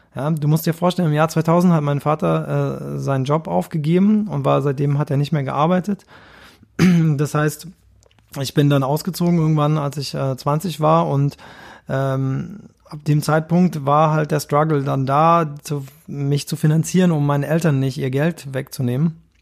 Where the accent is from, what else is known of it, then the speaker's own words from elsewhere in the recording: Kirchheim unter Teck, Baden-Württemberg, Germany; Ich komme ja aus Kirchheim unter Tech, das ist so eine Kleinstadt.